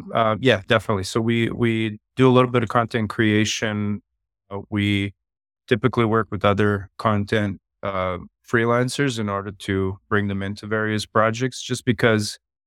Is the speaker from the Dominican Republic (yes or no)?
no; Serbia; now in Calgary, Canada; I'm from western part of Canada, a city called Calgary. I've lived here since the 90s. Originally, I'm from Europe, from Serbia.